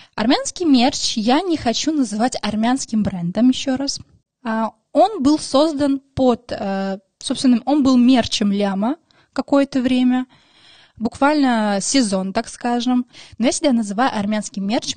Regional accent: Moscow, Russia; Russian is a second language; also born or lived in Maralik, Shirak Province, Armenia; мне 24 года, я из Москвы. И я обожаю Москву, собственно, тут живу уже 20 лет

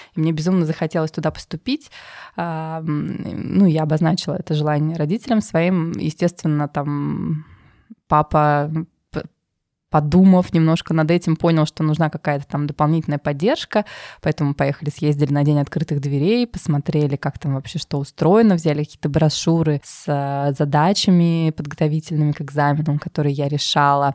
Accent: Tver, Tver Oblast, Russia; moved away as an adult; also born or lived in Moscow; Я родилась в России, в городе Твери

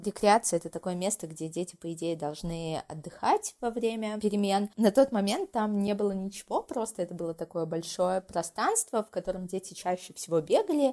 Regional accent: Moscow, Russia; moved away as an adult; also born or lived in Vyksa, Nizhny Novgorod Oblast; now in Blizhnee Pesochnoe, Russia; Я родилась и выросла в Москве, но последние два года по программе «Учитель для России» преподаю

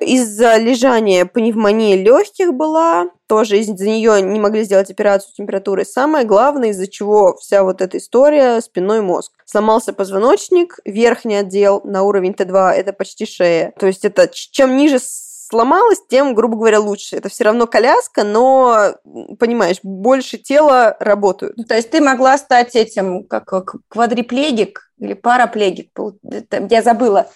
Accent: Kursk, Kursk Oblast, Russia; Я родом из Курска изначально

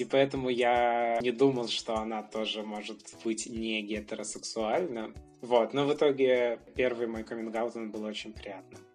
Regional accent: Brest, Brest Region, Belarus; moved away as an adult; now in Warsaw, Poland; Я вообще родом из Беларуси. Я родился в городе Бресте в многодетной семье

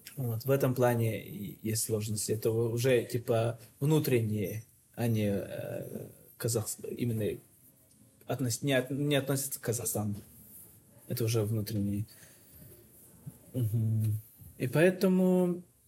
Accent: Yakutia, Sakha Republic, Russia; moved away as an adult; now in Almaty, Kazakhstan; мы все из Якутии все.

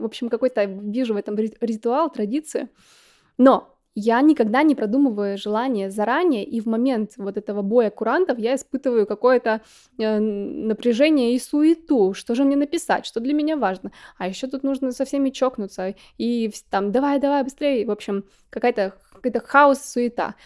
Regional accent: Yekaterinburg, Sverdlovsk Oblast, Russia; как я любила в детстве в Екатеринбурге

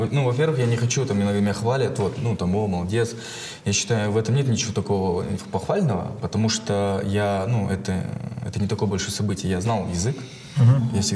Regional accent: Karaganda, Karaganda Region, Kazakhstan; now in United States; я был русскоязычный, я вырос в Карагане, ну, я родился в Карагане. В целом у меня круг как бы русскоязычных казахов

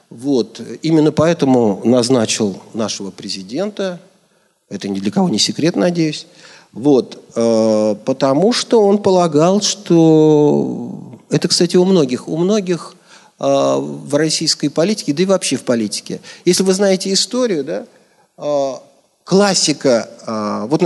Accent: Kazakhstan; Я сам родился в Казахстане в семье военного.

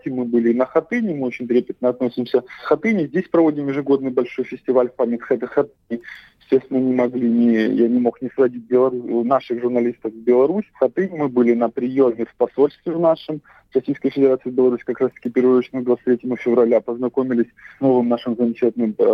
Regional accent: Crimea, Ukraine; Я с детства понимал, что я хоть и крымчанин, и живу в Крыму, но я все-таки белорус, я понимал, где моя историческая родина.

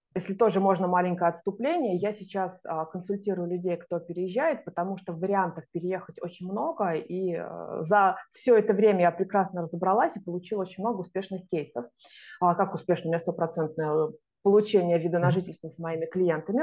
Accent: Russia; moved away as an adult; now in Zagreb, Croatia; у меня там написано, что я из России

